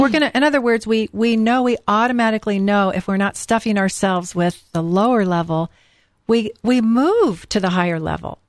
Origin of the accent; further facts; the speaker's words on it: California, United States; I'm from California